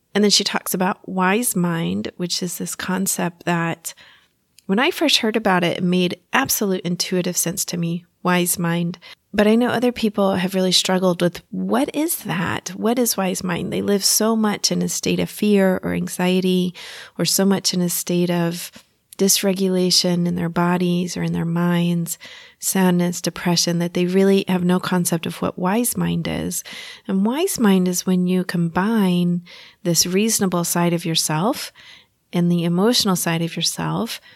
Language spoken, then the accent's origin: English; Texas, United States; accent: Texas; my Texas accent is coming out